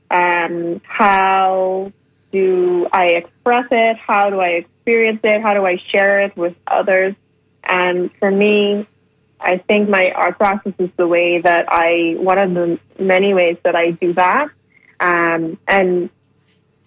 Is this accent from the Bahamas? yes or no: yes; Bahamas; now in Toronto, Canada; I'm from the Bahamas